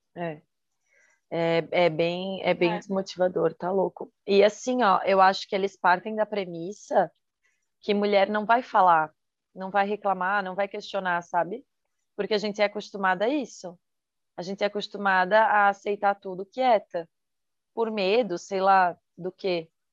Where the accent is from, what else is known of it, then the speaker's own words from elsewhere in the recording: Santa Catarina, Brazil; sou de Santa Catarina